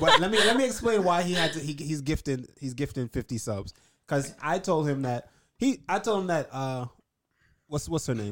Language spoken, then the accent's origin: English; New York, United States; being a New Yorker